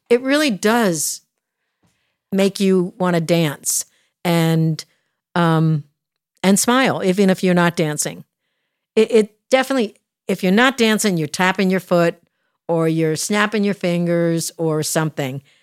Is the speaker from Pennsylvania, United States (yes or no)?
yes; outside of Philadelphia, Pennsylvania, United States; moved away; I was raised outside of Philadelphia